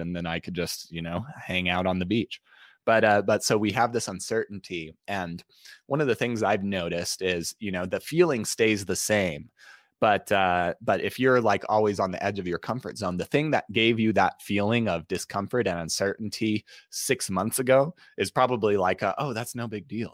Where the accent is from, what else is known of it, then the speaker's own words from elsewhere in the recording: Utah, United States; i grew up in utah